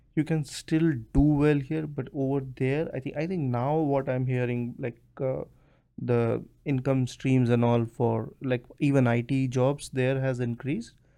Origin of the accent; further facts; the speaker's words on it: India; also born or lived in United States; now in Canada; I'm from India